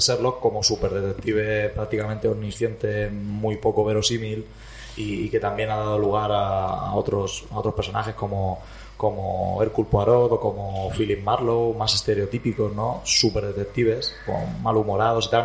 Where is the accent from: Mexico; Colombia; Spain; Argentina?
Spain; Almansa, Castilla-La Mancha; Yo es que vengo de Almansa